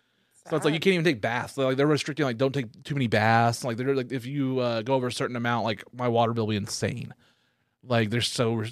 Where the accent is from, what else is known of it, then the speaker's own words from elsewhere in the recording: the South, United States; especially, you know, growing up in the South, yes, especially that, hear those little things, is just, it's amazing.